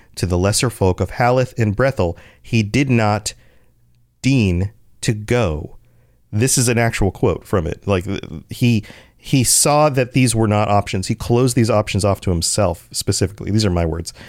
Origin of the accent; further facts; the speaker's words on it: United States; as an American